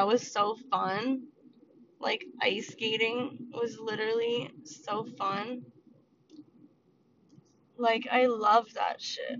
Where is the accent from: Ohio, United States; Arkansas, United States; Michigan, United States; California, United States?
California, United States; also born or lived in Georgia / Tennessee / Pennsylvania; Like, I was born in California and I lived here till I was 2. And then I went to Georgia for 4 years. And then I went to Tennessee for 2 and Pennsylvania for 1 and then back out to Cali.